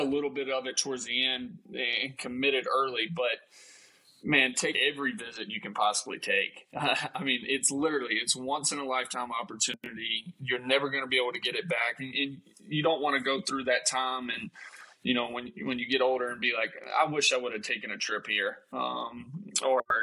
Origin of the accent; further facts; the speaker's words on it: Mobile, Alabama, United States; moved away; back home in Mobile